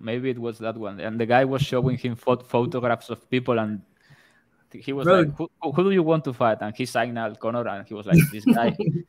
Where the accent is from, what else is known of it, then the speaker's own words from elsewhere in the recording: Spain; I'm from Spain